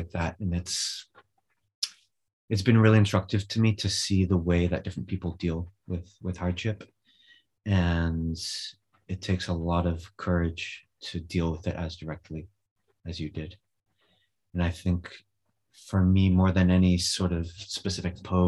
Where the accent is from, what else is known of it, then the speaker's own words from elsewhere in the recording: California, United States; moved away as an adult; also born or lived in Alaska; now in Spain; I grew up in California.